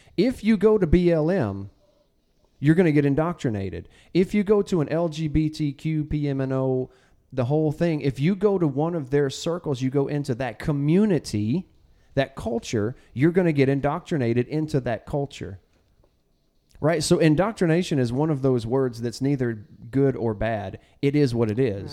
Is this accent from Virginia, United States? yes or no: no; Texas, United States; now in Arkansas, United States; I'm from Texas. When we came, when we moved to Arkansas